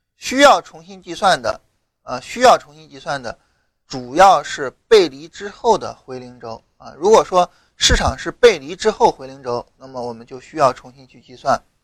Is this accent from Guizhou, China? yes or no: no; rural Shandong, China; 我老家山东农村的嘛